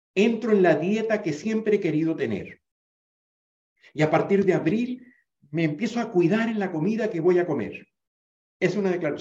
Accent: Venezuela; en Venezuela, donde yo me crié, en el Caribe, donde yo me crié

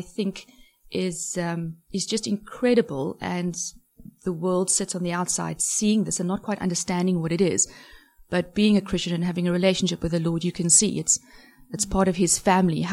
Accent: Cape Town, Western Cape, South Africa; moved away; I was born and raised in Cape Town

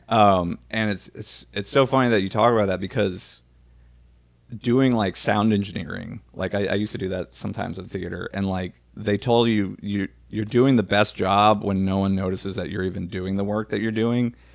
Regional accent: New Orleans, Louisiana, United States; we loved growing up in New Orleans

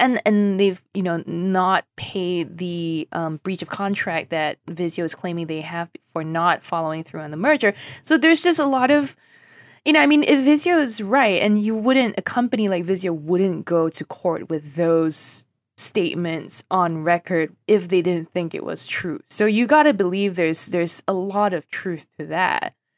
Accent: Singapore; moved away; I grew up in Singapore

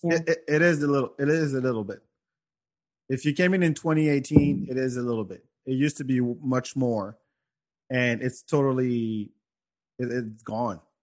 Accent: Senegal; moved away; I'm from Africa and in in in Senegal

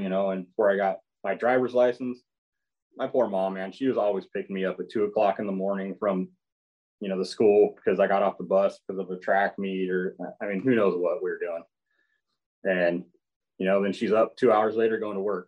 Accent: Crescent City, California, United States; also born or lived in Susanville, California; coming back to Pelican Bay, it it was home. This is where you know the, the community I was raised in.

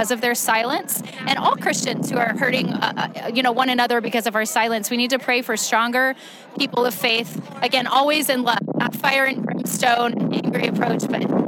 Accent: Houston, Texas, United States; now in Austin, United States; I live in Austin, Texas now. I'm originally from Houston

